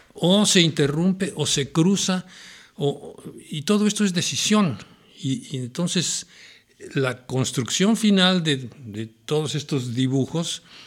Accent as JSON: {"language": "Spanish", "region": "Mexico City", "country": "Mexico", "tie": "born or raised there", "said": "Yo nací en la Ciudad de México. Viví en la colonia Santa María la Ribera, un barrio, era un barrio eh, interesante, rico, de, vida social ¿no? muy popular."}